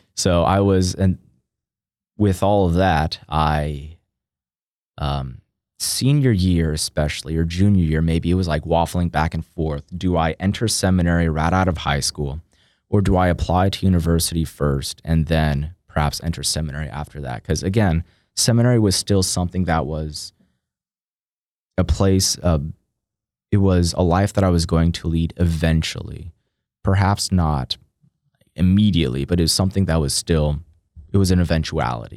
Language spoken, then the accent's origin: English; Austin, Texas, United States; now in College Station, United States; born and raised in Austin, Texas